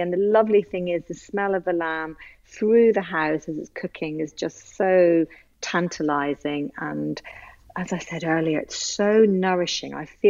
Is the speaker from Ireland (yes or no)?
yes; Ireland; That's exactly right. I am literally Irish through and through.